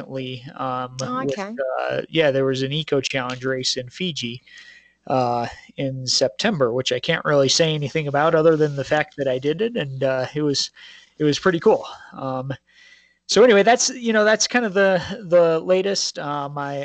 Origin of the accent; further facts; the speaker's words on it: Colorado, United States; I grew up in the Rocky Mountains here in Colorado